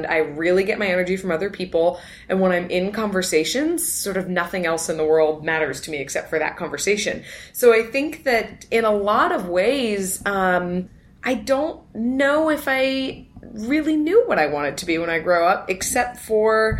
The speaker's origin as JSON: {"language": "English", "town": "Los Altos", "region": "California", "country": "United States", "tie": "born or raised there", "said": "So, I grew up in Northern California, right here in the Bay Area, and in a town called Los Altos, which is smack in the middle of Silicon Valley"}